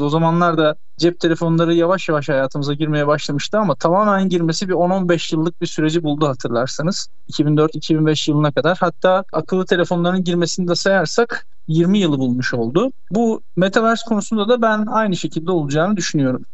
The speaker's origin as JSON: {"language": "Turkish", "region": "Istanbul", "country": "Turkey", "tie": "born or raised there", "said": "1981 İstanbul doğumluyum."}